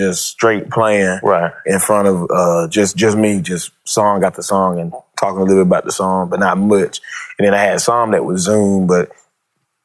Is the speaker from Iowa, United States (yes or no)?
no; Greenville, Georgia, United States; born or raised there; also born or lived in LaGrange, Georgia